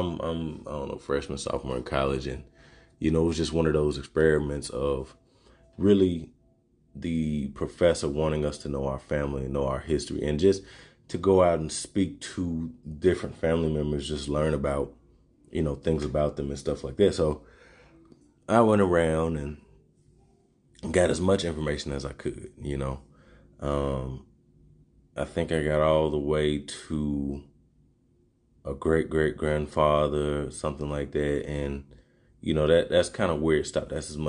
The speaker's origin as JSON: {"language": "English", "region": "Arkansas", "country": "United States", "said": "I come from Arkansas, so, you know, country and dirt roads and just racism and sit-ins and all this type of stuff"}